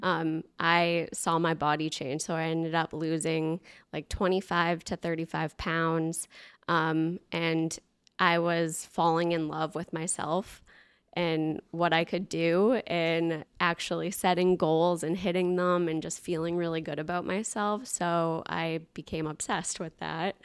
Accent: Boston, Massachusetts, United States; moved away; also born or lived in New Hampshire; grew up in the Boston area

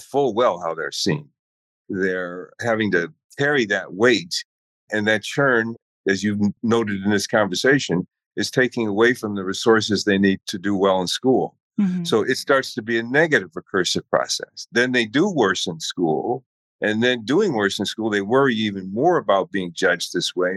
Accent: Chicago, Illinois, United States; coming from the South Side of Chicago as a kid

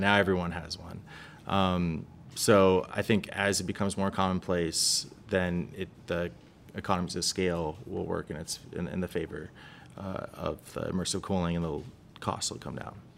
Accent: Los Angeles, California, United States; I grew up in Los Angeles.

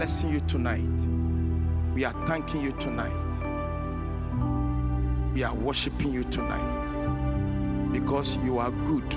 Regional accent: Ghana; I'm a black man. I'm a Ghanaian

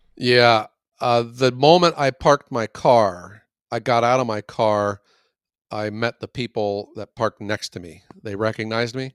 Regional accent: Youngstown, Ohio, United States; from Youngstown

